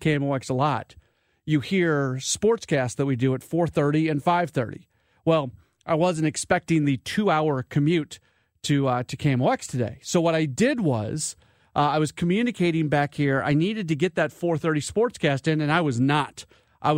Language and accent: English; St. Louis, Missouri, United States; moved away as an adult; I grew up in St. Louis. I've been out of here for 20 years.